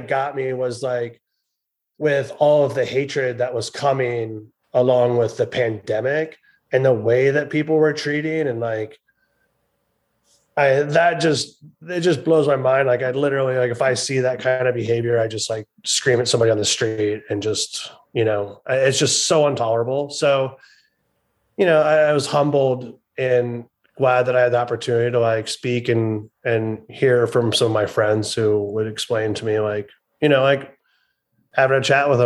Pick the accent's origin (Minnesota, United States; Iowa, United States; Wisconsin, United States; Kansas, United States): Iowa, United States; I grew up in Iowa